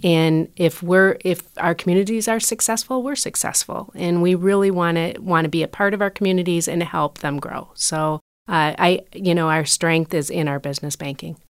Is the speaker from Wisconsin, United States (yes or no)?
no; Port Huron, Michigan, United States; also born or lived in Troy, Michigan; born and raised in Port Huron, so it was nice to come back home